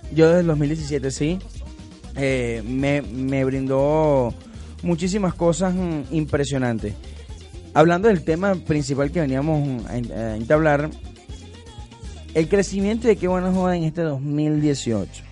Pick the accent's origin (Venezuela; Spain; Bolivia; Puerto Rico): Venezuela; como el buen venezolano que somos